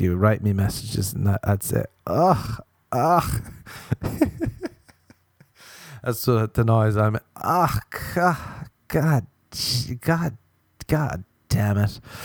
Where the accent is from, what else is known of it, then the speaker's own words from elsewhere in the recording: Ireland; I'm Irish